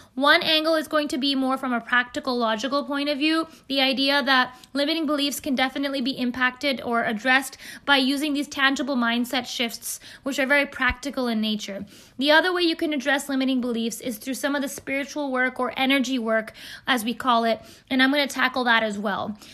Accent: Bay Area, California, United States; I'm an Indian American who's grown up in the Bay Area, in the beautiful California

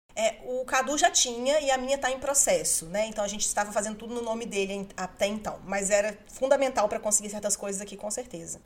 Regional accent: Brazil; now in United Kingdom; nós, como brasileiros

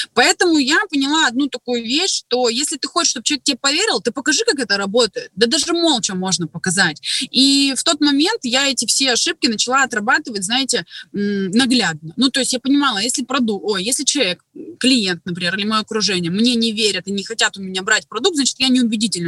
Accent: Krasnoyarsk, Krasnoyarsk Krai, Russia; Работала администратором в автосалоне у себя в городе. Я из Красноярска, кстати, из Сибири

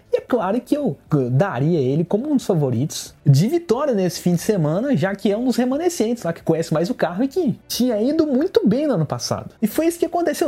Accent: Goiás, Brazil; a frase símbolo de onde eu venho

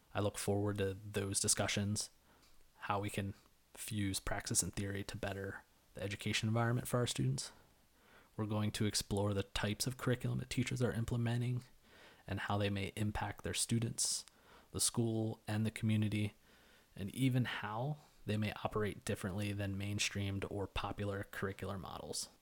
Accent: Elizabethtown, Pennsylvania, United States; moved away as an adult; also born or lived in New York; I was born in Lancaster County, Pennsylvania, to teenage parents. I graduated from Elizabethtown Area High School in two thousand eight.

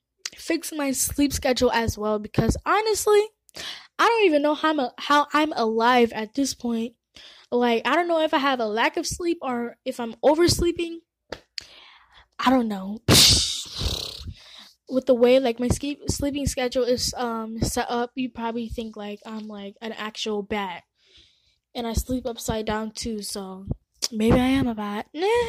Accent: Nairobi, Kenya; I'm not even going to be surprised if I go back to my home country, Kenya, and people are speaking Chinese.

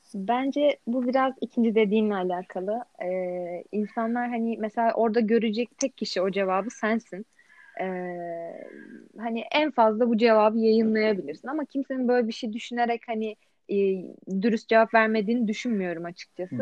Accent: Istanbul, Turkey; also born or lived in Eskişehir; İstanbul'da yaşıyorum. Aslen de İstanbul'dayım

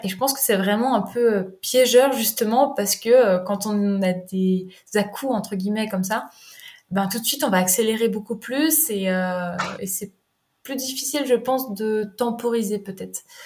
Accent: Jura, Bourgogne-Franche-Comté, France; moved away as an adult; also born or lived in Rennes; je me suis retrouvée à Rennes, alors que je suis originaire du Jura

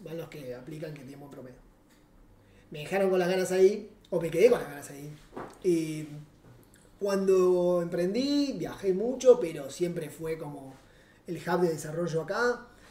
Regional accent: Argentina; moved away as an adult; now in Uruguay

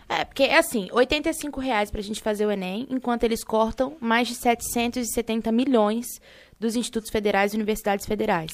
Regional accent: Rio de Janeiro, Brazil; sou do Rio de Janeiro

